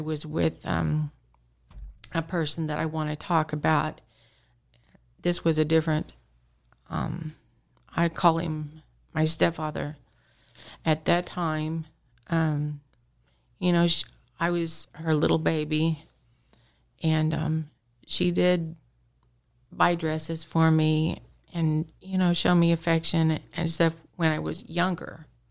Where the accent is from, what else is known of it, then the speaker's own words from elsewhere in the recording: Carthage, Missouri, United States; I was born and raised here in Carthage, Missouri